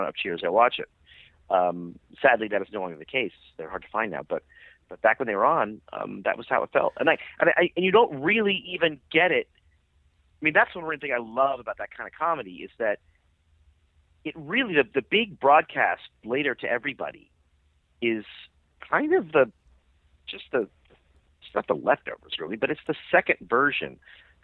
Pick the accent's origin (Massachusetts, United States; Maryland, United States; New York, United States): Massachusetts, United States; Boston; I'm from Boston